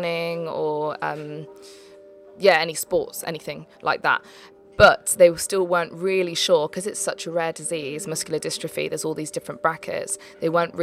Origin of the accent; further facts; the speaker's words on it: Leicester, East Midlands, United Kingdom; moved away as an adult; also born or lived in London; I came from Leicester, so that's where I was brought up, and then I moved to London when I was 18 to go to Arts Ed.